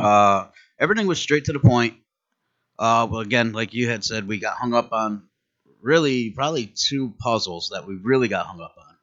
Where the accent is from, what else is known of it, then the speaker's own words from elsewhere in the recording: Connecticut, United States; we're, we're originally from Connecticut